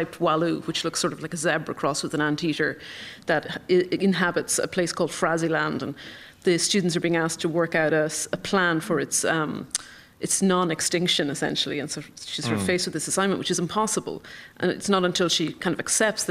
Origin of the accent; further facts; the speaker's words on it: County Longford, Leinster, Ireland; moved away; I'm from County Longford, and I was home on holiday at one point